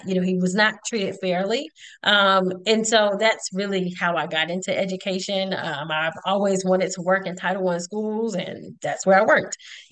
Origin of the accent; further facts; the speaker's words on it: Conyers, Georgia, United States; When I grew up in Conyers, Georgia, during the 80s